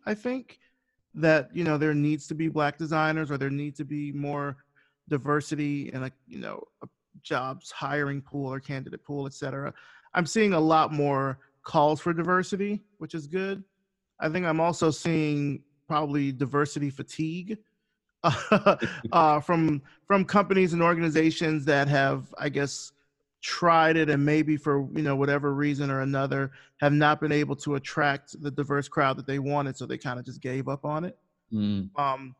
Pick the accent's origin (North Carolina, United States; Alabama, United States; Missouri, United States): Alabama, United States; Selma; I actually haven't seen the movie, but that's because I'm from Selma.